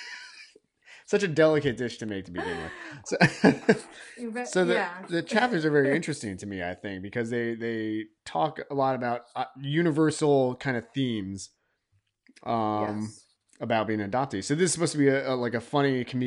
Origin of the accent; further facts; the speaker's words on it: New Jersey, United States; also born or lived in South Korea; I grew up in Jersey